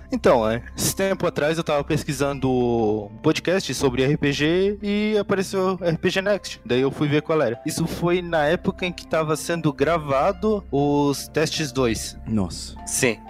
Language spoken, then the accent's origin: Portuguese; Ilhota, Santa Catarina, Brazil; eu sou Santa Catarina, Ilhota. Ilhota. É ali perto de Blumenau lá